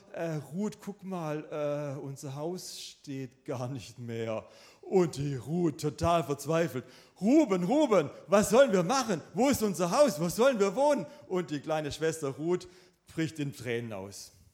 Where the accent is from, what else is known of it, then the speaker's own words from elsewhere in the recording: Swabia, Germany; ich bin selber auch ein Schwabe